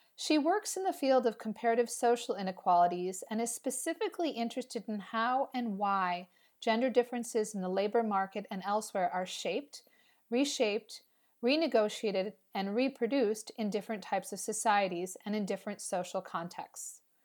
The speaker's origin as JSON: {"language": "English", "country": "United States", "said": "speaking as an American"}